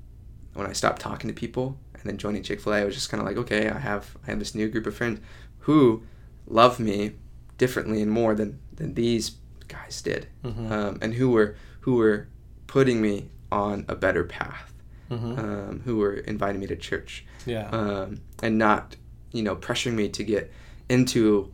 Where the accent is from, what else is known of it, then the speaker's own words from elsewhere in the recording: Kansas City, Missouri, United States; Kansas City.